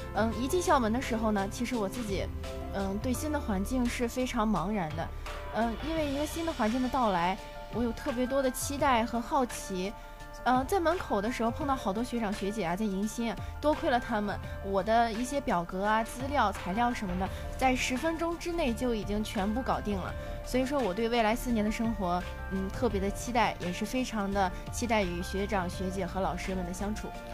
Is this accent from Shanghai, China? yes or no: no; Tai'an, Shandong, China; moved away as an adult; now in Wuhan, China; 我的家乡在山东省泰安市泰山区